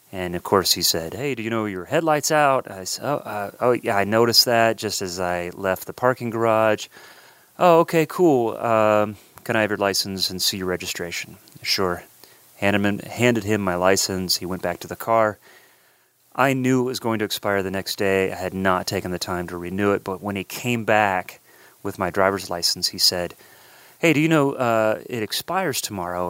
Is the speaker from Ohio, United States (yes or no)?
yes; Columbus, Ohio, United States; moved away; originally from Columbus, Ohio, my hometown